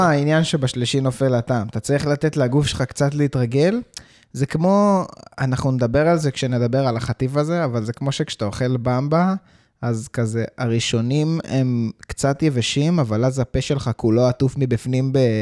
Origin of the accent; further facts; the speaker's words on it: South Africa; now in Israel; כשהייתי ילד גדלתי בדרום אפריקה